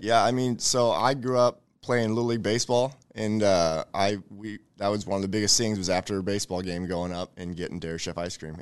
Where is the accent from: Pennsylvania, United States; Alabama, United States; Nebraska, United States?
Nebraska, United States; Elkhorn; I grew up in Elkhorn. I've been there for over thirty years